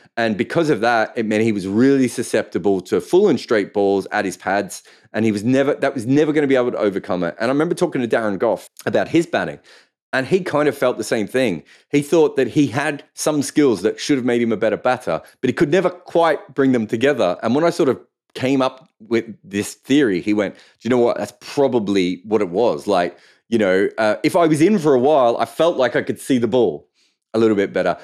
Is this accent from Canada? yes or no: no; Melbourne, Victoria, Australia; I grew up in in Melbourne